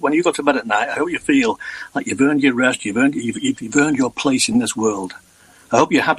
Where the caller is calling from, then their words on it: Lancashire, North West England, United Kingdom; I'm calling from Lancashire.